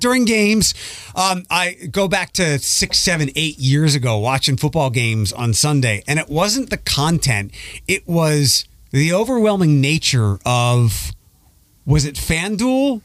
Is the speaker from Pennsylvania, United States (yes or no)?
yes; Philadelphia, Pennsylvania, United States; moved away; also born or lived in Detroit; I grew up in Philadelphia